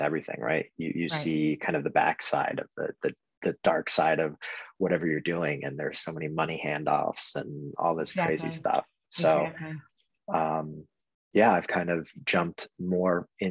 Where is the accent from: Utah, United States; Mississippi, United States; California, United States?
California, United States; Orange County; also born or lived in Berkeley / Sonoma / San Luis Obispo / Los Angeles; now in San Diego, United States; I was born and raised in Orange County